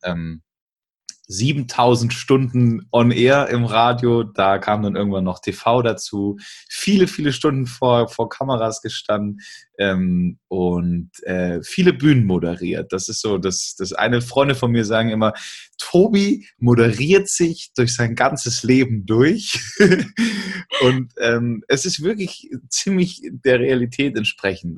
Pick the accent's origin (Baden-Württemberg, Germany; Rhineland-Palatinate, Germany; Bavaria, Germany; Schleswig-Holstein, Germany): Bavaria, Germany; bei uns in Bayern